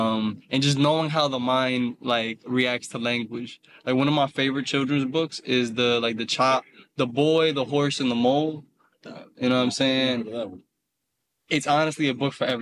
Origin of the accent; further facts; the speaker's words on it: Cincinnati, Ohio, United States; I'm from Cincinnati, Ohio